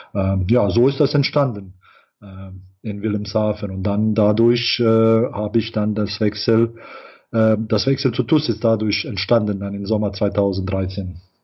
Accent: Bosnia & Herzegovina; moved away; also born or lived in Ireland; wir stammen natürlich alle aus Bosnien

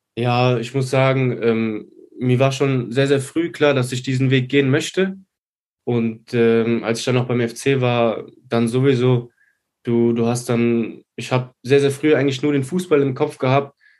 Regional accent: Neuwied, Rhineland-Palatinate, Germany; ich bin aus Neuwied

